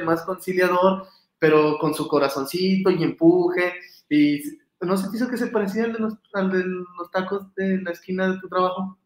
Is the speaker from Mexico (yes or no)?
yes; Mexico